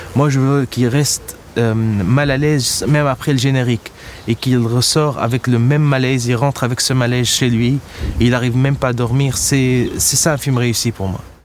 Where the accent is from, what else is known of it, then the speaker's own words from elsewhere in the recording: Tunis, Tunis Governorate, Tunisia; Je suis né à Tunis en 84 ici.